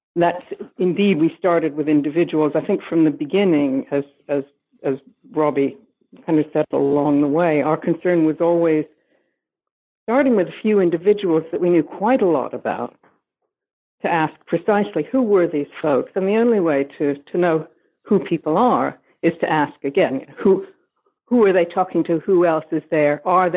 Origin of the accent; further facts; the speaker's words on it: New York, United States; moved away as an adult; also born or lived in Canada / United Kingdom; now in Liverpool, United Kingdom; I am American. I was born in New York